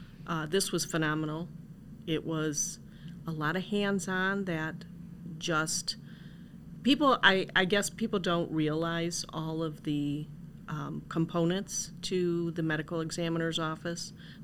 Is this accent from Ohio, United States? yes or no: yes; Parma, Ohio, United States; I am originally from Ohio, Parma.